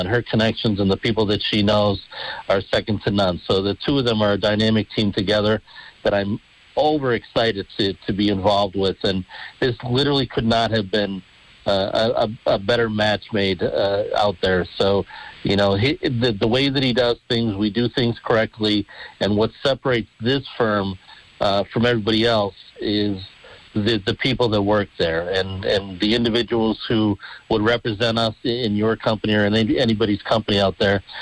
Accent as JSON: {"language": "English", "town": "Dunmore", "region": "Pennsylvania", "country": "United States", "tie": "born or raised there", "said": "I love Dunmore. It's my hometown. It'll always be my hometown"}